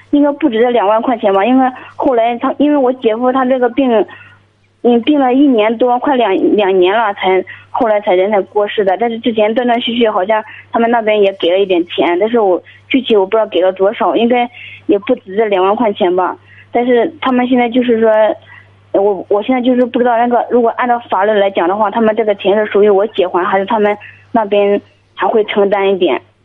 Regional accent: Guangdong, China; 我今年， 呃， 二十八岁

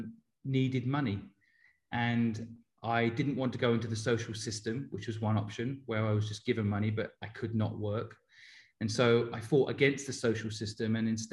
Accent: Cambridge, East of England, United Kingdom; moved away as an adult; also born or lived in Hong Kong; now in London, United Kingdom; I grew up in Cambridge in England and spent 20 years of my life in England and 20 years of my life in Asia

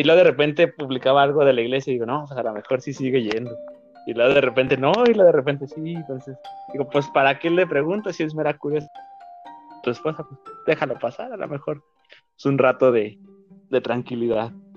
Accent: Durango, Mexico; vivimos en la misma ciudad, somos de, de Durango los dos

